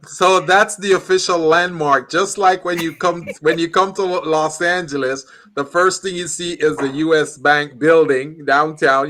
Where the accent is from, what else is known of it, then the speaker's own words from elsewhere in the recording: Jamaica; moved away; I'm from Jamaica, so I'm very familiar with load, sharing